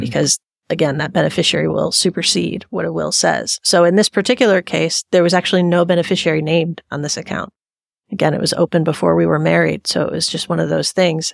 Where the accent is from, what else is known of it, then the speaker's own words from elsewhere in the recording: Michigan, United States; now in Longmont, United States; I'm from Michigan, but I live here in Longmont now